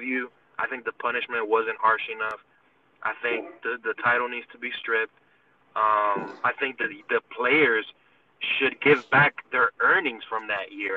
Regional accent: New York, United States; I'm from New York

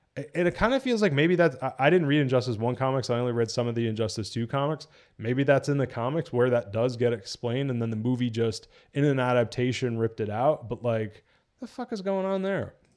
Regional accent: New Jersey, United States; I'm from Jersey

